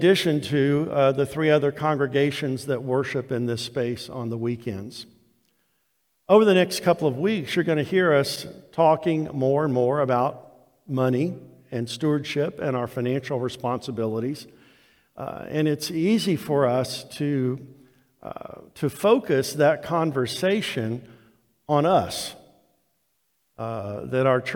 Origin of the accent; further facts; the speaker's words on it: South Florida, United States; also born or lived in North Georgia; now in Georgia, United States; Growing up in South Florida